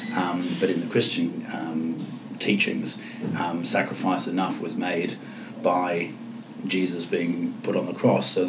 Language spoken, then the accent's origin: English; England, United Kingdom; moved away; I come from England